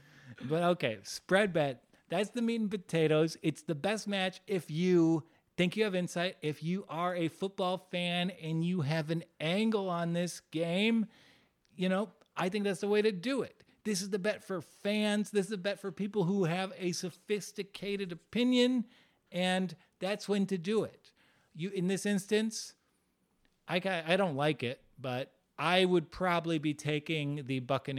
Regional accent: Kansas City, Missouri, United States; I grew up in Kansas City and I watched this team for 10 years

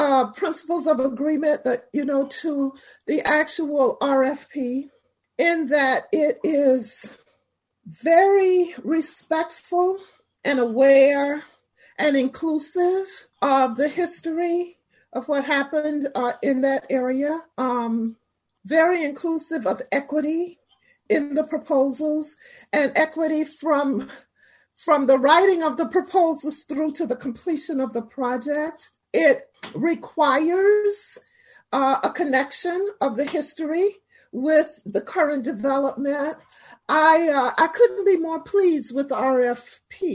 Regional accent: St. Petersburg, Florida, United States; I'm a native of St. Pete.

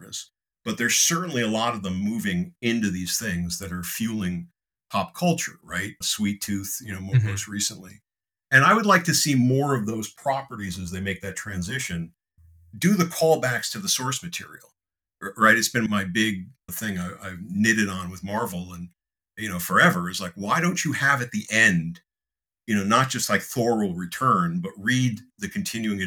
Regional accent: Connecticut, United States; senator from my home state

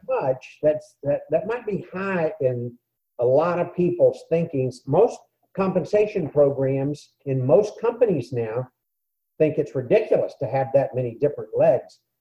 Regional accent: San Antonio, Texas, United States; I grew up in San Antonio, Texas

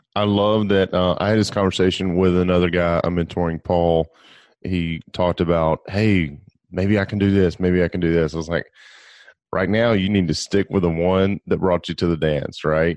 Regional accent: Gulf Coast, United States; I grew up on the Gulf Coast where we have these mm-hmm. white sugary sand beaches.

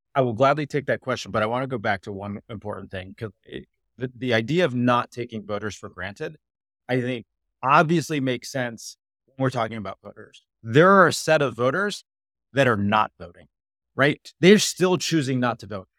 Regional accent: Arizona, United States; I grew up in Arizona

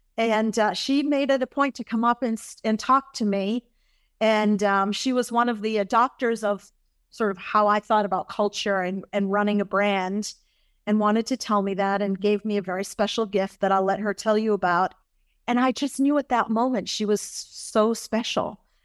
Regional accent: Massachusetts, United States; I grew up in Massachusetts. That's my home state.

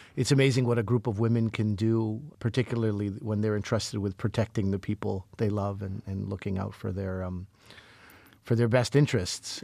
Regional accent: Montreal, Quebec, Canada; I grew up in Montreal

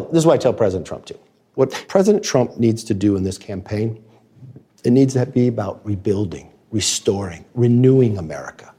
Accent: Texas, United States; now in Washington, United States; where I grew up in Texas.

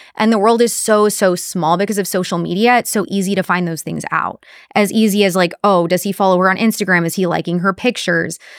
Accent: Corpus Christi, Texas, United States; Corpus Christi, my hometown

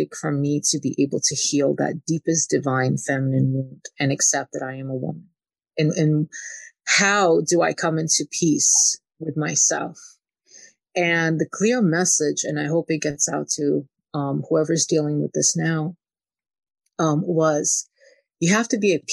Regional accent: Kyiv, Ukraine; moved away; I grew up in a very controlling environment. I'm from Ukraine. I'm from Kiev

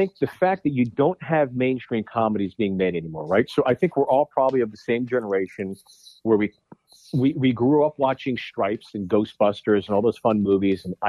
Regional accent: Pittsburgh, Pennsylvania, United States; moved away; also born or lived in New York City; growing up on East Coast, you know, blue collar city like Pittsburgh

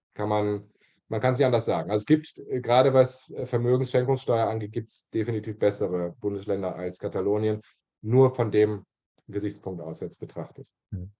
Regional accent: Germany; now in Barcelona, Spain; als Deutscher

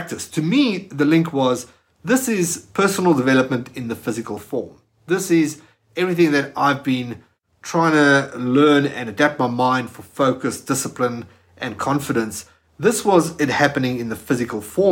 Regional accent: South Africa; moved away as an adult; now in Australia; I'm from South Africa. I just moved to Australia at that time.

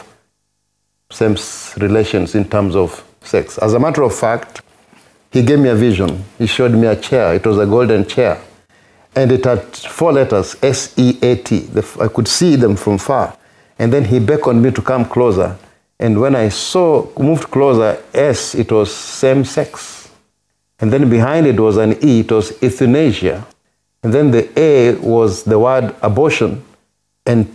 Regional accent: Kenya; moved away as an adult; now in United States; my home country, Kenya

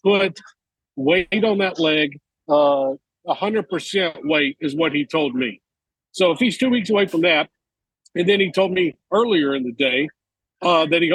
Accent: Mobile, Alabama, United States; moved away; my hometown of Mobile

